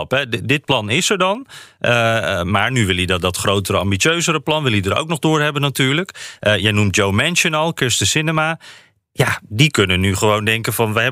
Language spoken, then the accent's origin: Dutch; Netherlands; now in Washington, United States; wij als Nederlander